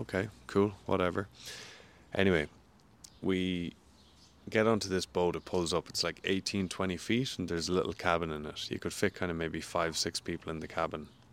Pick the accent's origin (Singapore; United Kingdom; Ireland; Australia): Ireland; moved away as an adult; also born or lived in St. Louis, United States; now in New Zealand; growing up in Ireland